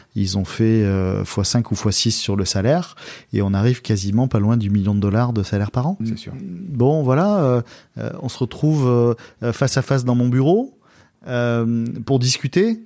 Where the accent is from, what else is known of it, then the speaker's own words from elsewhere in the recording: Istres, Provence-Alpes-Côte d'Azur, France; la ville dans laquelle j'ai grandi, qui est la ville d'Istre à côté de Marseille, bah, j'y habite encore